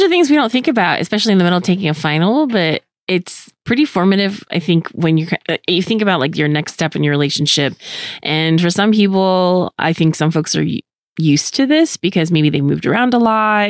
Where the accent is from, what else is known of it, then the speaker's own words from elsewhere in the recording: California, United States; I remember going back to my hometown, which was 500 miles away from my college. I went to school in California. So California's a really long state. So even though I didn't go out of state, it pretty much felt like that.